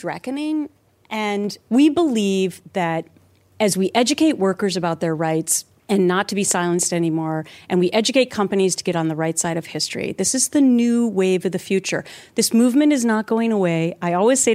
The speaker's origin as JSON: {"language": "English", "region": "Minnesota", "country": "United States", "tie": "born or raised there", "also_born_or_lived": "New York City", "moved": "as an adult", "said": "I grew up in Minnesota"}